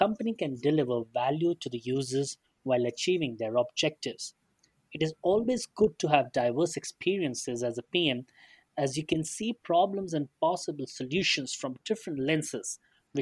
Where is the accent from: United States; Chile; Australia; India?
India; I come from India